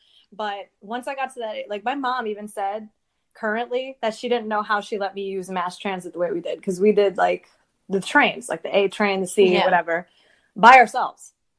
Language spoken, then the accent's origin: English; New York City, New York, United States; I grew up in Lower Manhattan.